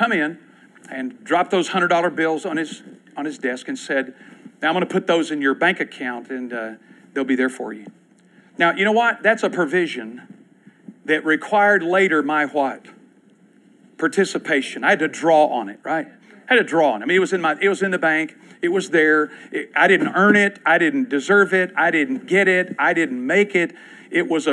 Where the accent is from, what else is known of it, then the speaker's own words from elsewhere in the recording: Clark County, Kentucky, United States; Clark County, where I grew up in Kentucky